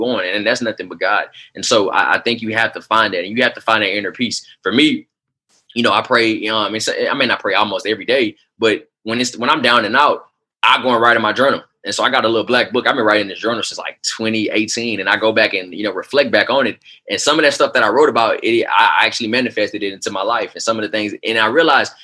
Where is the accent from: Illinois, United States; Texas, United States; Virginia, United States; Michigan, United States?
Texas, United States; Houston; moved away as an adult; now in Oklahoma City, United States; I didn't understand why I had to move to Oklahoma City. You know, I'm coming from Houston, Texas